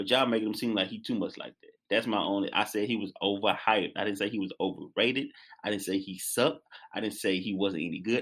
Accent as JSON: {"language": "English", "region": "Louisiana", "country": "United States", "said": "I'm from Louisiana"}